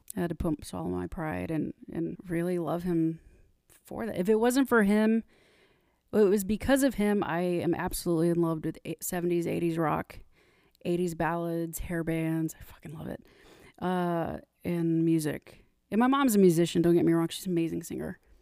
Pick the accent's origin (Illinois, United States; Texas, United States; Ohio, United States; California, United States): Texas, United States; Corpus Christi; moved away as an adult; also born or lived in Southwest Harbor, Maine; originally from Corpus Christi, Texas, down south